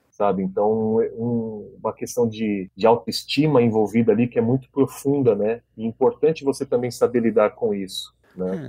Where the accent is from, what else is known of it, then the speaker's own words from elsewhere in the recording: São Paulo, Brazil; moved away as an adult; now in Foz do Iguaçu, Brazil; Sou de São Paulo, sou nascido na capital mesmo e moro em Foz do Iguaçu há nove anos